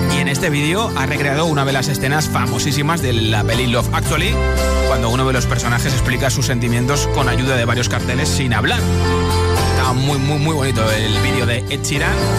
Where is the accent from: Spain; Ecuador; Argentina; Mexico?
Spain; Castilla-La Mancha; buen manchego